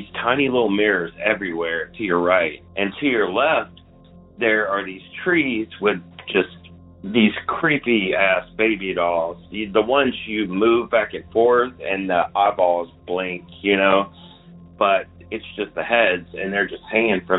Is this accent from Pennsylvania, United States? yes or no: no; Memphis, Tennessee, United States; moved away; I am originally from Memphis